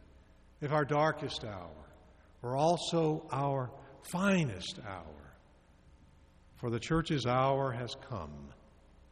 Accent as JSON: {"language": "English", "region": "northern Louisiana", "country": "United States", "tie": "born or raised there", "said": "my home church as a child in northern Louisiana, and the white leaders were affirmed in my hometown"}